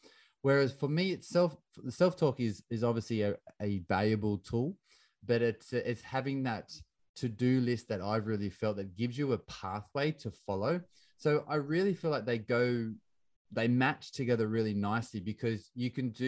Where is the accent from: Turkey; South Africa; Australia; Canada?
Australia; I grew up in Australia in the 90s playing soccer